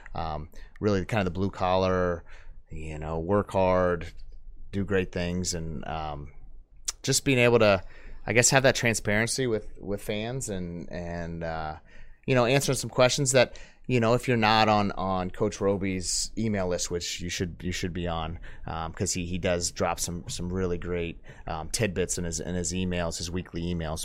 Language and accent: English; Tarpon Springs, Florida, United States; moved away; I grew up, I'm from Tarpon, Florida.